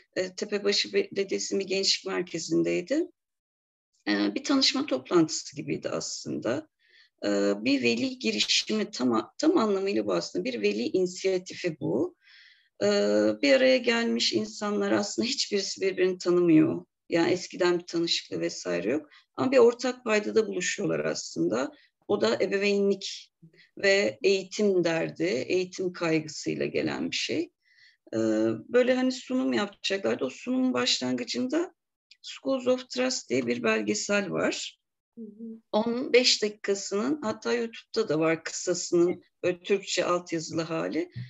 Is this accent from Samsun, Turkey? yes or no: no; Bursa, Turkey; moved away as an adult; also born or lived in Bulgaria; now in Eskişehir, Turkey; Bulgaristan göçmeniyiz biz. Bursa'da doğdum ben. Eskişehir'e gelişim üniversiteyle beraber oldu.